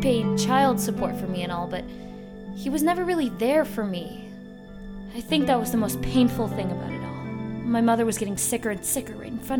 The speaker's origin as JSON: {"language": "English", "town": "Chicago", "region": "Illinois", "country": "United States", "tie": "born or raised there", "said": "I grew up in Chicago most of my life, inner city. It was okay."}